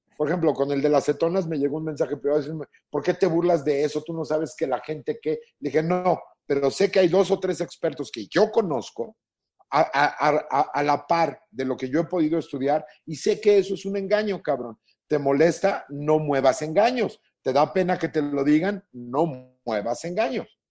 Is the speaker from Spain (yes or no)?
no; Mexico; como mexicanos